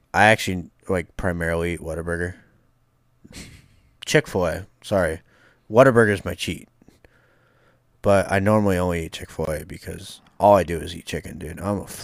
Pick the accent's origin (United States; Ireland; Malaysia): Ireland; Look, I'm Irish. I love potatoes, but, like, not that much.